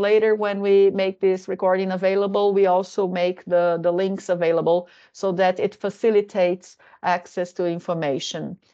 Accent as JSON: {"language": "English", "country": "Brazil", "moved": "yes", "lives_now": "Finland", "said": "I come from Brazil"}